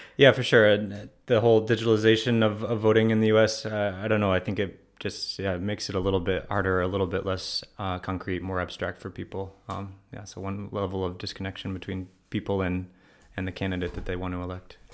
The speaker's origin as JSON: {"language": "English", "region": "Ohio", "country": "United States", "also_born_or_lived": "Spain / Morocco / Washington, D.C.", "moved": "as an adult", "lives_now": "Freiburg, Germany", "said": "I'm from Ohio originally"}